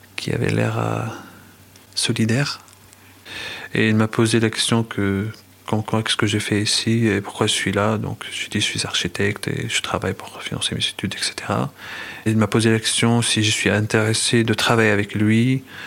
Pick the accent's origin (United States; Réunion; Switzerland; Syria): Syria; Damascus, Damascus Governorate; French is a second language; moved away as an adult; also born or lived in Moscow, Russia / Sevran, France; now in France; j'ai passé toute mon enfance en Syrie. Je suis resté à Damas jusqu'à quand j'avais 25 ans